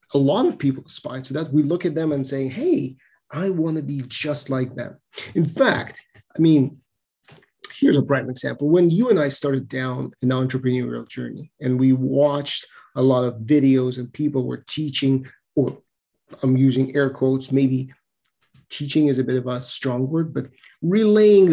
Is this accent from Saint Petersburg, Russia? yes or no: no; Moscow, Russia; I'm from Moscow, Russia